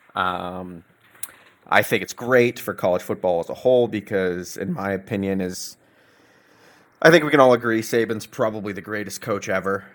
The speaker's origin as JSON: {"language": "English", "town": "Coppell", "region": "Texas", "country": "United States", "tie": "born or raised there", "also_born_or_lived": "Dallas, Texas / Charlottesville, Virginia", "moved": "as an adult", "lives_now": "New York City, United States", "said": "I was born in Dallas, raised in Coppell, Texas, right outside of Dallas"}